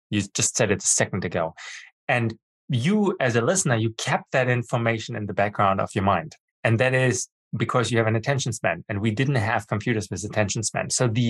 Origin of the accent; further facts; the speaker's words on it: Germany; English is a second language; I was born and brought up in Germany. I have a master's degree from the Technical University of Berlin, and I speak fluent